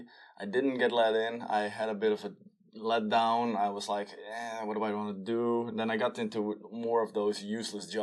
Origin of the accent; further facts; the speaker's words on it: Damwoude, Friesland, Netherlands; English is a second language; also born or lived in Dokkum; I grew up in Friesland. Dammoude, to be precise. That's where I grew up. I was born in Dokkum, then moved to Dammoude.